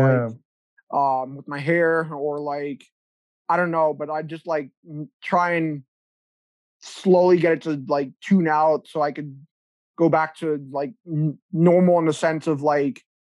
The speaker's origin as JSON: {"language": "English", "country": "South Africa", "moved": "yes", "lives_now": "Ontario, Canada", "said": "I'm from South Africa, so my skin's used to the hot sun"}